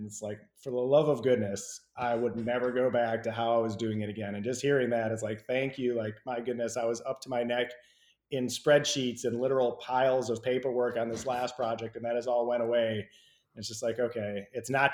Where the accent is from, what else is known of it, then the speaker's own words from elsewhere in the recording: Midwest, United States; now in Georgia, United States; I come from the Midwest as well, too. And I'm in Georgia